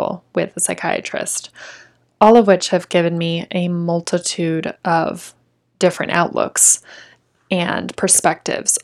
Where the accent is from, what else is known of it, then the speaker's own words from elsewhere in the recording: Tempe, Arizona, United States; I was born and raised in Tempe, Arizona